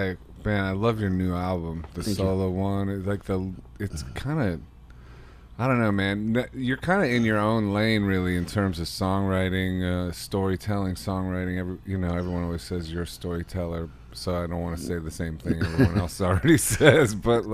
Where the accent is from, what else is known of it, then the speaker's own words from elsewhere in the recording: Ohio, United States; because I'm from Ohio, and the guy in your song, the friend with the death wish, moves back to Ohio.